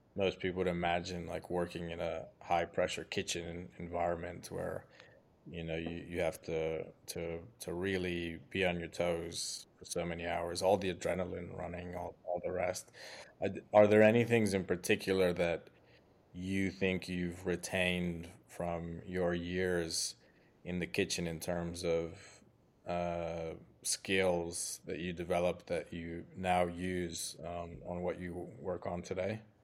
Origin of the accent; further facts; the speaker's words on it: Mexico; "Where are you from?" and I say Mexico